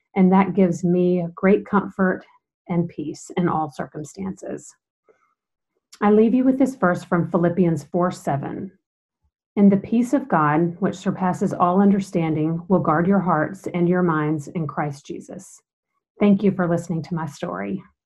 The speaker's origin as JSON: {"language": "English", "town": "Macon", "region": "Georgia", "country": "United States", "tie": "born or raised there", "said": "I was born and raised in Macon, Georgia"}